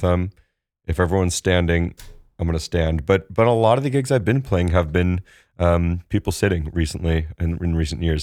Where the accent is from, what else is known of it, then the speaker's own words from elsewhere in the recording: Santa Barbara, California, United States; I'm from Santa Barbara